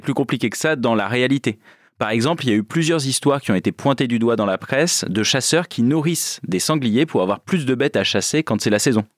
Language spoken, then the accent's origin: French; Creuse, Nouvelle-Aquitaine, France; moved away; moi je viens de la Creuse, donc euh, territoire très rural